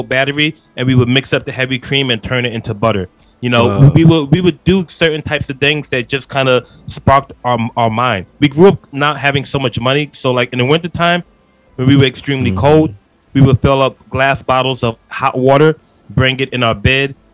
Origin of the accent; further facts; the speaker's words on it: New York City, New York, United States; I'm from Queens, New York. So I talk fast. I'm from the East Coast.